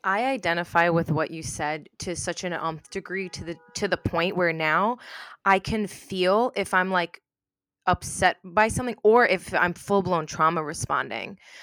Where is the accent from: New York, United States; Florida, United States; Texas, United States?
New York, United States; I grew up in New York